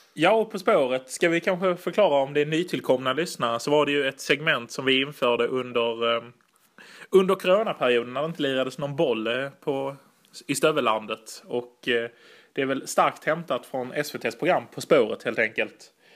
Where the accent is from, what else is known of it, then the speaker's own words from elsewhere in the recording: Italy; jag är ju italienare